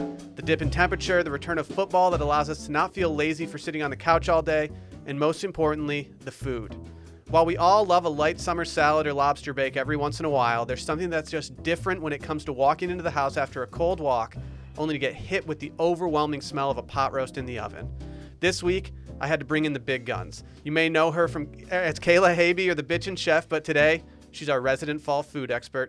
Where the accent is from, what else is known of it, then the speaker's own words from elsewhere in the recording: Michigan, United States; now in Texas, United States; And because I moved to Texas from Michigan, I have my internal clock just kind of tells me to transition to fall food the second Labor Day is over.